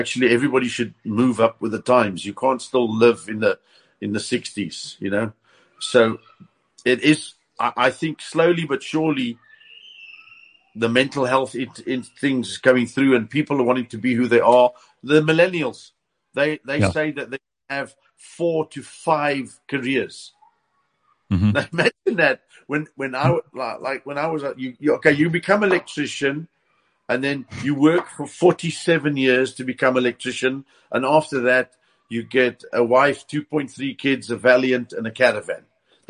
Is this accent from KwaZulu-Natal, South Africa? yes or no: no; East Rand, Gauteng, South Africa; now in Western Cape, South Africa; I left the East Rand because of the crime problem